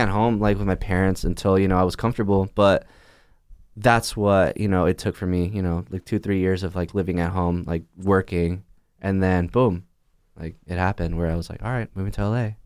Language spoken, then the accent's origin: English; Chula Vista, California, United States; born or raised there; moved away as an adult